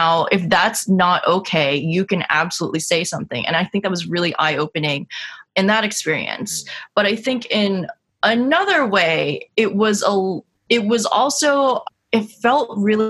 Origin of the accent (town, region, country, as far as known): upstate New York, United States; born or raised there; moved away as an adult; also born or lived in Washington, D.C.